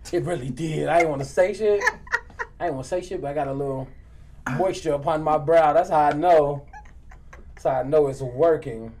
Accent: Maywood, Illinois, United States; I'm from Maywood too

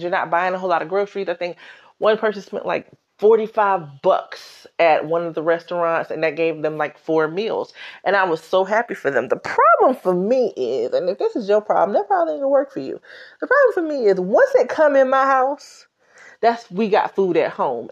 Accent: South Carolina, United States; now in New York, United States; I'm from South Carolina

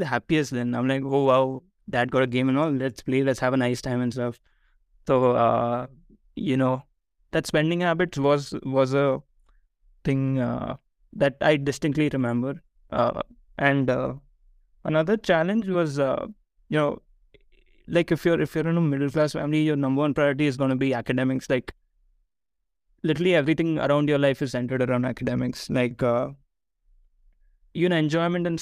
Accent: Bangalore, Karnataka, India; also born or lived in Ahmedabad, Gujarat; we moved from Ahmedabad to Bangalore

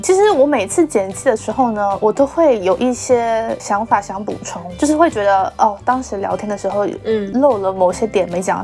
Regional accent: southern China, China; accent: southern accent; 我们两个就是会有很明显的南方的腔调

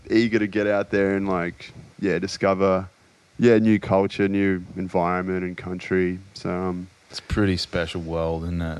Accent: Australia; I guess sense of humour is a big one in being Australian.

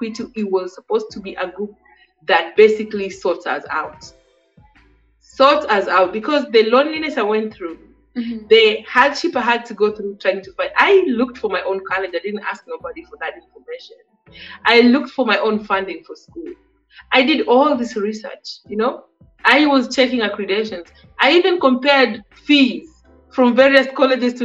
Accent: Kenya; moved away as an adult; now in United States; as a Kenyan woman living in the States

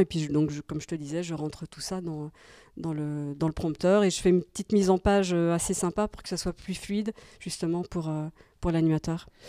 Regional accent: Belgium; moved away; je suis belge en fait euh, à la base

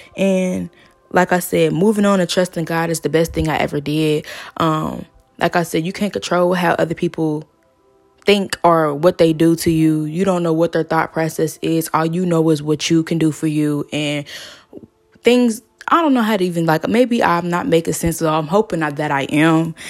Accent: Georgia, United States; now in Cincinnati, United States; I am from Georgia. Um, I moved to Cincinnati around two thousand nine, two thousand ten

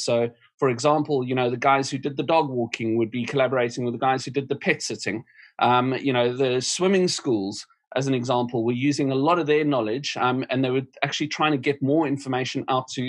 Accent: South Africa; now in United Kingdom; My home country, South Africa

